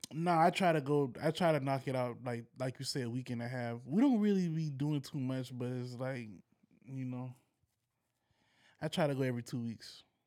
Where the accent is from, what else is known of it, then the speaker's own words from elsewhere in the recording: United States; as an American